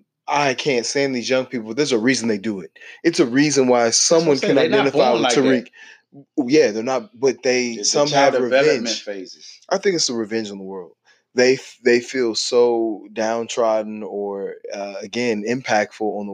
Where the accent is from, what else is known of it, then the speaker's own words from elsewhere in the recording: Kansas City, Missouri, United States; also born or lived in St. Louis, Missouri; I went to school in KC